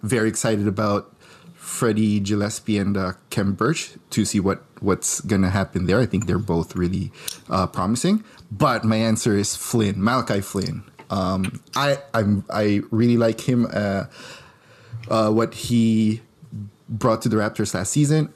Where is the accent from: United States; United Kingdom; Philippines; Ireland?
Philippines; moved away; I grew up in the Philippines